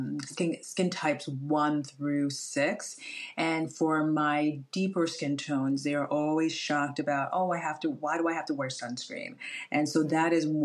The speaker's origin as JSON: {"language": "English", "country": "Ghana", "moved": "yes", "lives_now": "New Jersey, United States", "said": "My background, I'm a Ghanaian"}